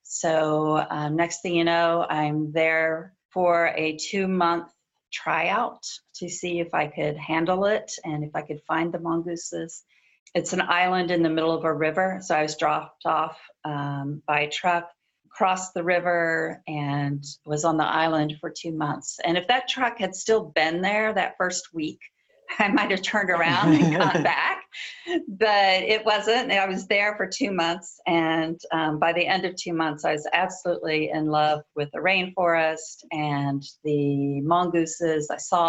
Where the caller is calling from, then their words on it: Washington, District of Columbia, United States; Washington, D.C., where actually the sun just came out, so I'm very happy.